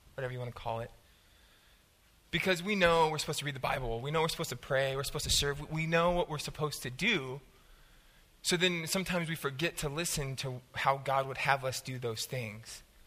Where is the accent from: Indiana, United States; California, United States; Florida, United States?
California, United States; Southern; I'm from Southern California